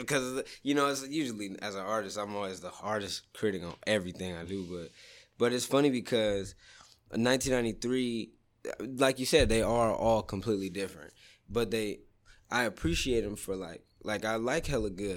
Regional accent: Sacramento, California, United States; when I was growing up in Southsac

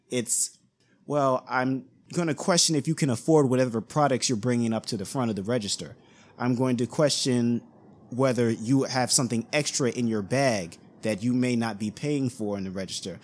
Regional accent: East Coast, United States; the neighborhood that I grew up in, I'm from the East Coast

